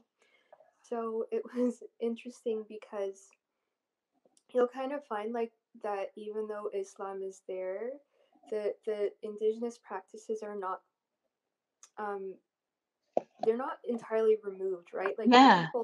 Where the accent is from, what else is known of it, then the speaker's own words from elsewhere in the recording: Canada; also born or lived in Egypt; I was born in Egypt, and then after 2 years of me being born, my family came over to Canada